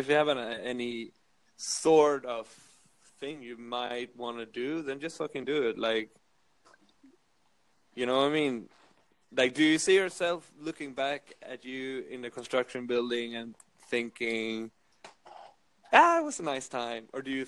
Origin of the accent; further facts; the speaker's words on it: Sweden; now in Berlin, Germany; My lifestyle. I live in Berlin.